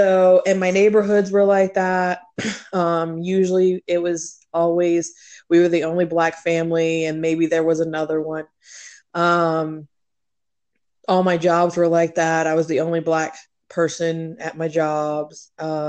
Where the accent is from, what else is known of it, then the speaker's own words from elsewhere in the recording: Fredericksburg, Virginia, United States; also born or lived in Heidelberg, Germany; we moved from Heidelberg, Germany to here when I was in the second grade. And we landed in Fredericksburg, and I've lived there all of my life